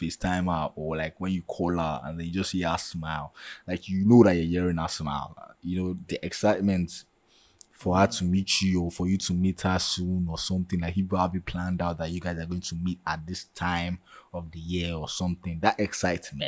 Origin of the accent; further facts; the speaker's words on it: Nigeria; accent: Nigerian; moved away; Born and bred in Nigeria with the accents, like my accents